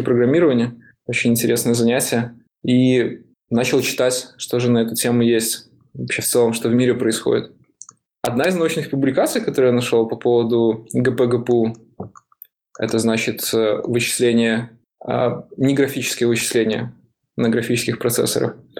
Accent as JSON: {"language": "Russian", "region": "Minsk", "country": "Belarus", "moved": "as an adult", "lives_now": "San Francisco, United States", "said": "Я сам из Беларуси, из Минска"}